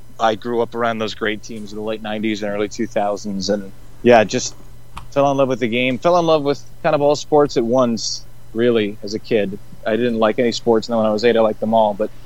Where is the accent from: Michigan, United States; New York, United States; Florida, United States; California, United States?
New York, United States; Long Island; From Long Island. Grew up on Long Island, so a New Yorker of some kind.